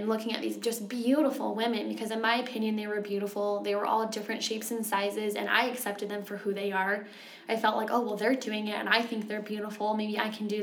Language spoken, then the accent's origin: English; Utah, United States; also born or lived in Texas / California; I grew up here in Utah for most of my life, but I've lived in Texas and California